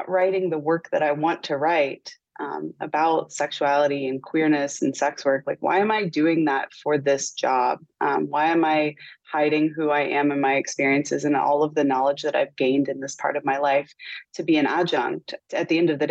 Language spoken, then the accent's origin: English; West Virginia, United States; moved away; also born or lived in Los Angeles; One as queer, as a teenager, growing up in Appalachia.